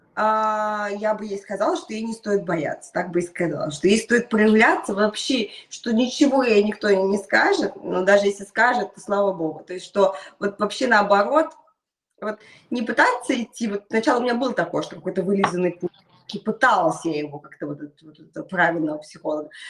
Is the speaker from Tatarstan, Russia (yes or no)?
yes; Naberezhnye Chelny, Tatarstan, Russia; школа находится в моем родном городе, Набережной Челны